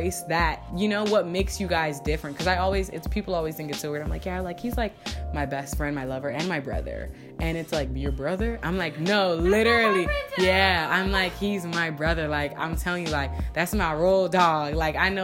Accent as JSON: {"language": "English", "region": "New Jersey", "country": "United States", "also_born_or_lived": "Virginia", "moved": "yes", "said": "I'm like from VA, and I'm actually from Jersey"}